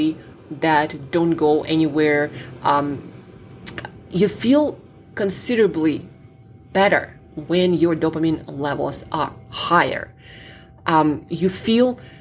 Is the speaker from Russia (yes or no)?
yes; Siberia, Russia; I'm from Siberia